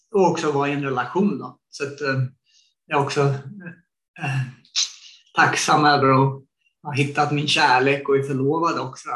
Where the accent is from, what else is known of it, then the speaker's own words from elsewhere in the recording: Sweden; moved away as an adult; när jag växte upp i Sverige